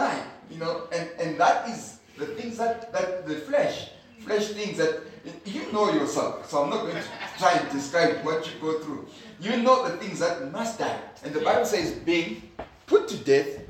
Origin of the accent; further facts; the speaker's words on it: Zimbabwe; I come from Zimbabwe